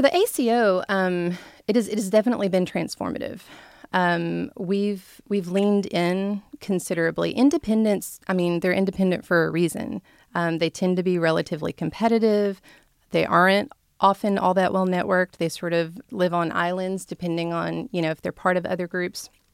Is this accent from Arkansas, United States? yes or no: yes; Blackwell, Arkansas, United States; moved away as an adult; I grew up in Blackwell, Arkansas, where it was a no-stoplight town